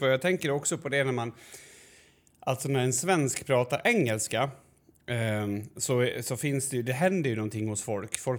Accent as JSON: {"language": "Swedish", "country": "Sweden", "said": "och jag vet inte om det beror på att vi är svenskar och hur det låter."}